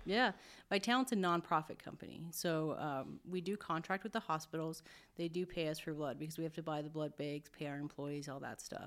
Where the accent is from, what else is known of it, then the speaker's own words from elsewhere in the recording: Billings, Montana, United States; now in Spokane, United States; I'm from Montana